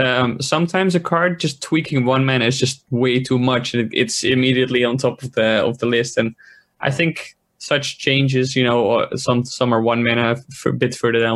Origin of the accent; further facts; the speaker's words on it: Netherlands; I'm from the Netherlands, it's like a quarter past eleven